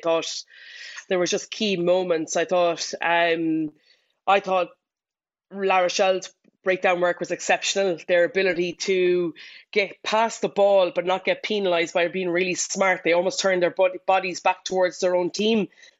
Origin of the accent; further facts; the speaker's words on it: Ireland; as an Irish rugby fan, you've got to feel very disappointed for Leinster. But as a Munster fan, you've got to be delighted